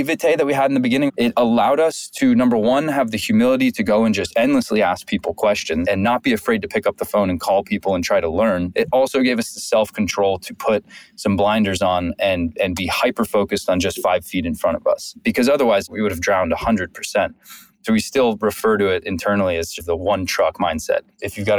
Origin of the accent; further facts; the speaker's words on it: Santa Monica, California, United States; I grew up in Santa Monica.